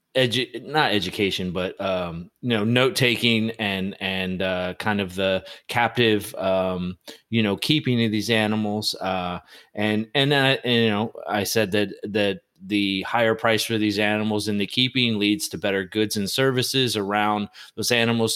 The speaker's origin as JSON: {"language": "English", "country": "United States"}